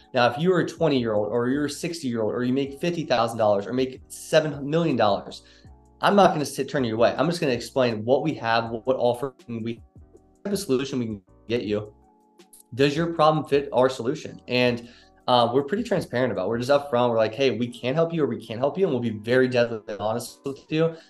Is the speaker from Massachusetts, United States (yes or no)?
no; Northern Kentucky, United States; moved away as an adult; also born or lived in Cincinnati, Ohio; now in Dallas, United States; I'm actually from Cincinnati, Ohio, Northern Kentucky to be specific